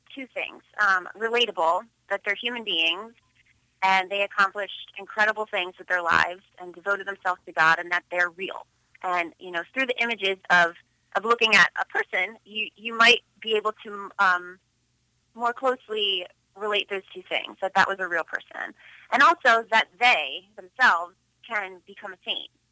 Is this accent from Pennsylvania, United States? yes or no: yes; Philadelphia, Pennsylvania, United States; also born or lived in Los Angeles; born and raised in Philadelphia, Pennsylvania.